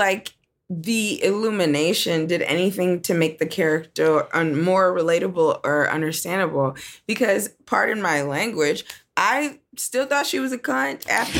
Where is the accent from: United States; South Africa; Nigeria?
Nigeria; I'm Nigerian